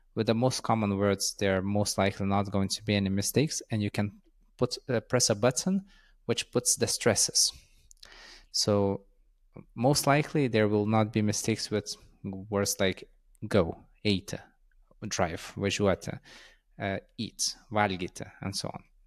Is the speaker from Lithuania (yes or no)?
yes; Lithuania; first language Lithuanian; English is a second language